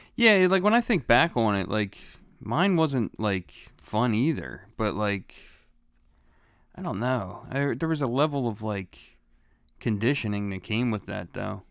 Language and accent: English; Philadelphia, Pennsylvania, United States; also born or lived in Bellmawr, New Jersey; I was born in Philadelphia